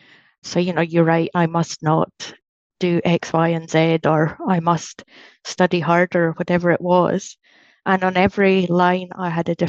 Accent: Penicuik, Scotland, United Kingdom; moved away as an adult; also born or lived in Aberdeen; I grew up outside Edinburgh, a little place called Pennycook, and then moved to Aberdeen when I was about 15. I guess since leaving Scotland in about 2002, I think my accent's probably mellowed a little bit.

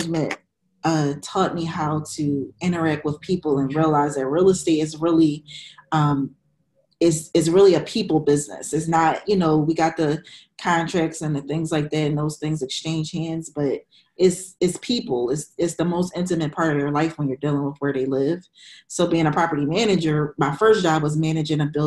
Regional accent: Philadelphia, Pennsylvania, United States; also born or lived in Minnesota; I grew up in the East Oak Lane section of Philadelphia

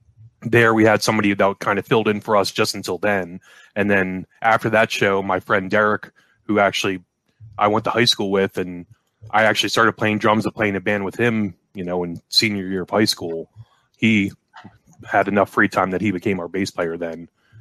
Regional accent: Dover, Pennsylvania, United States; We're from Dover, PA.

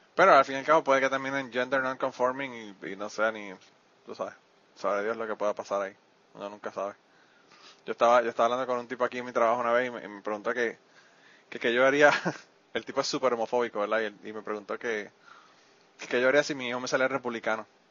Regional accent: Puerto Rico; now in United States; yo soy boricua

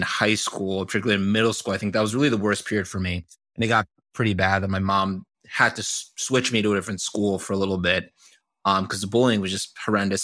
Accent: Doylestown, Pennsylvania, United States; moved away; I grew up in the suburbs of Pennsylvania, this small town called, uh, Doylestown

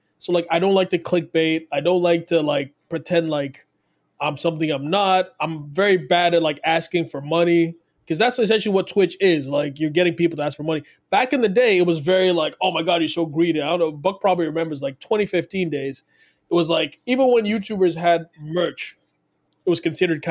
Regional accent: Nigeria; now in Toronto, Canada; I live in Toronto, from Canada, but also I was born in Nigeria. I'm originally Nigerian.

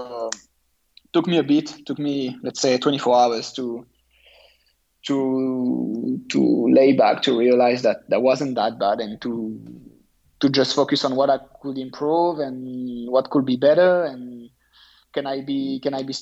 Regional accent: France; my home country

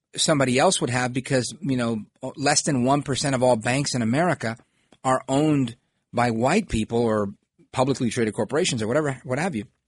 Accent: New York City, New York, United States; the Italian neighborhoods when I grew up in Brooklyn

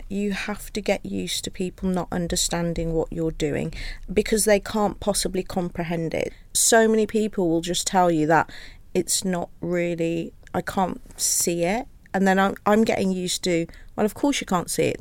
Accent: Wolverhampton, West Midlands, United Kingdom; it was quite interesting because I have got a coarser accent. I'm from Wolverhampton compared to my family because I went Wolverhampton.

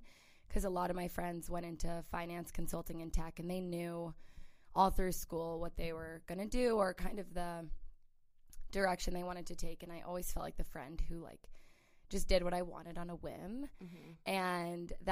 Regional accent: St. Louis, Missouri, United States; moved away as an adult; also born or lived in California / New York; now in Los Angeles, United States; I grew up in St. Louis, Missouri

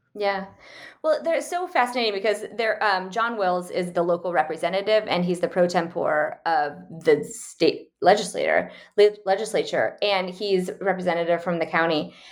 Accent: United States; born or raised there; moved away

